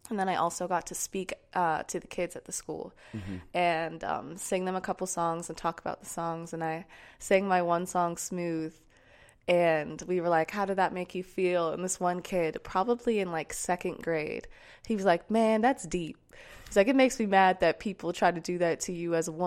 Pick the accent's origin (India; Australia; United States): United States; Sarasota, Florida; Um, I'm, Sarasota. I'm from, I'm